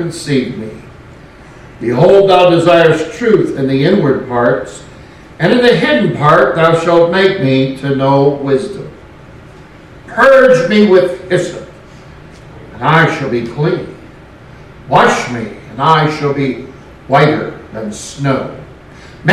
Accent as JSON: {"language": "English", "region": "West Coast", "country": "United States", "tie": "born or raised there", "also_born_or_lived": "Louisiana / Tennessee", "moved": "yes", "lives_now": "Arkansas, United States", "said": "Growing up on the West Coast"}